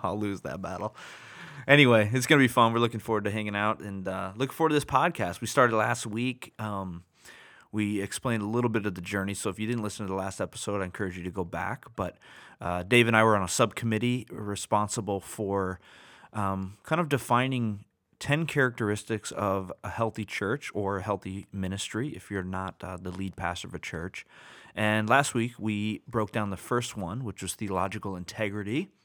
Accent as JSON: {"language": "English", "country": "United States", "said": "I'm American"}